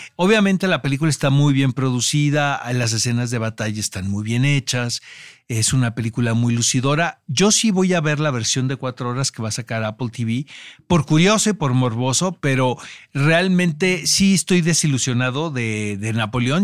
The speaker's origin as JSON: {"language": "Spanish", "country": "Mexico", "said": "a nosotros como mexicanos"}